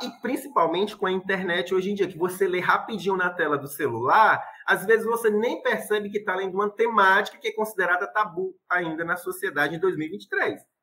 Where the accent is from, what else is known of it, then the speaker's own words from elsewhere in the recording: Itapiúna, Ceará, Brazil; minha cidade natal, que é Itapiúna, onde eu estou vivendo